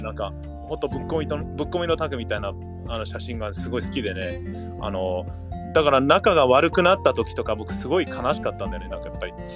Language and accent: Japanese; Gardena, California, United States; 日本語学校の帰りによく行ってたタコベルがあったはず